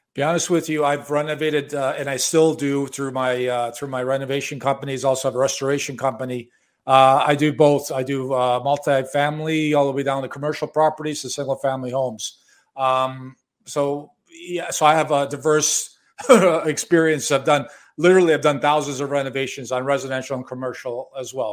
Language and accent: English; Chicago, Illinois, United States; moved away as an adult; also born or lived in Miami Beach, Florida; now in Toronto, Canada; I was born and raised in Chicago